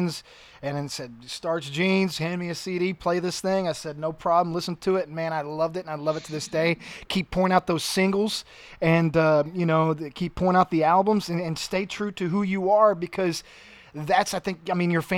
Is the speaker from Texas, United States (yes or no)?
yes; Alvin, Texas, United States; my hometown in Alvin